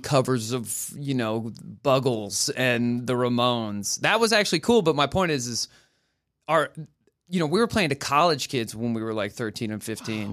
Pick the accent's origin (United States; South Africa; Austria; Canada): United States; Oklahoma; moved away; I'm from Oklahoma